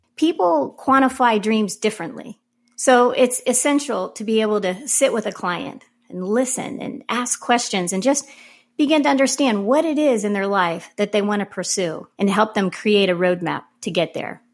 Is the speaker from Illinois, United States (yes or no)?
yes; Carbondale, Illinois, United States; moved away; I grew up in Carbondale, Illinois, which is a little town in the, s, in the southern part of Illinois